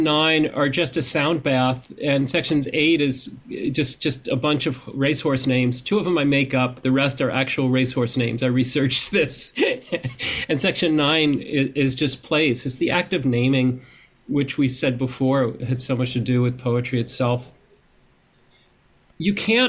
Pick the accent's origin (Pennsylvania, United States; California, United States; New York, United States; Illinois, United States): New York, United States; Long Island; Growing up in Long Island